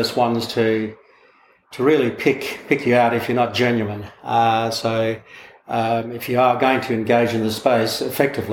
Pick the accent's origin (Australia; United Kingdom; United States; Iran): Australia; Broome, Western Australia; I hail from the town of Broome.